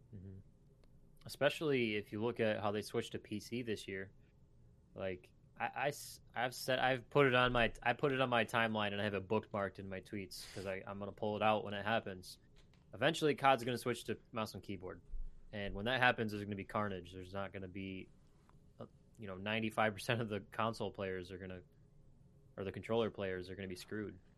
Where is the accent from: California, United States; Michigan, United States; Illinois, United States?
Michigan, United States; I'm also from Michigan